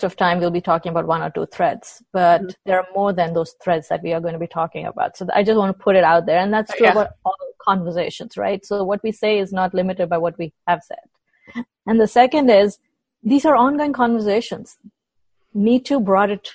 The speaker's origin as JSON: {"language": "English", "country": "India", "moved": "yes", "lives_now": "United States", "said": "being an Indian woman in the U.S. context"}